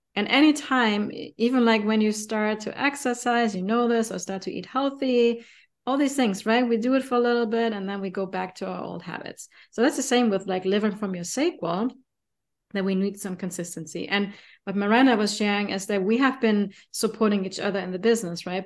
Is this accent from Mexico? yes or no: no; Germany; accent: German; English is a second language; my German accent